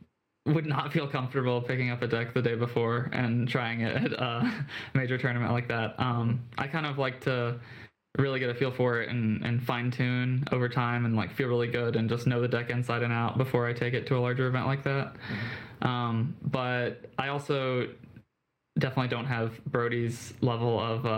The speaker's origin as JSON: {"language": "English", "town": "Charlottesville", "region": "Virginia", "country": "United States", "said": "I'm from Charlottesville"}